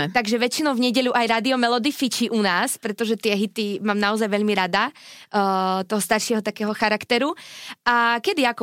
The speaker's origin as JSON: {"language": "Slovak", "town": "Šarišské Jastrabie", "region": "Prešov Region", "country": "Slovakia", "tie": "born or raised there", "said": "som z Jastrabia"}